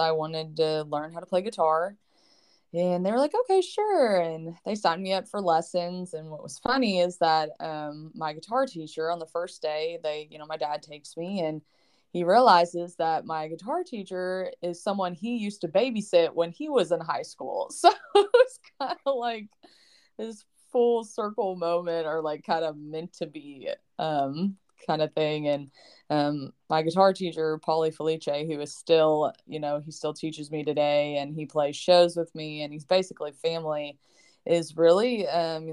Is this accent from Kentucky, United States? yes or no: yes; Lexington, Kentucky, United States; I'm originally from Lexington, Kentucky